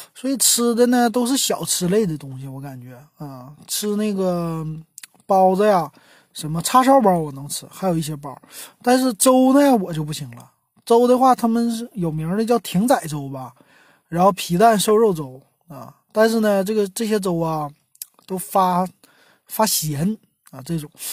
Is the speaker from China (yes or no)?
yes; Northeast China, China; moved away as an adult; also born or lived in Beijing / Guangzhou; 我作为一个东北人，从北，呃，从北方，啊，一下子就到了南方